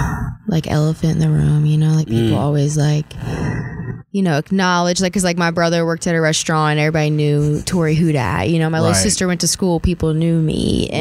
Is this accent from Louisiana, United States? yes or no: yes; New Orleans, Louisiana, United States; Well, I'm from New